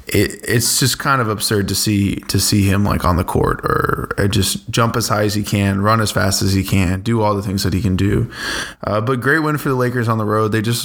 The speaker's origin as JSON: {"language": "English", "town": "Boston", "region": "Massachusetts", "country": "United States", "said": "I'm from Boston."}